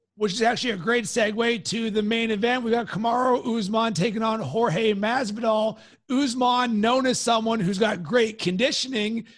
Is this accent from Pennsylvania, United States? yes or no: yes; Pittsburgh, Pennsylvania, United States; moved away; also born or lived in Cincinnati; I am from Pittsburgh